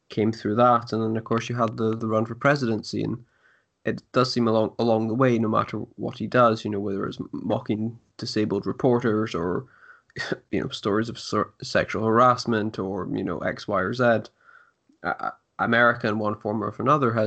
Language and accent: English; United Kingdom; I remember as a British person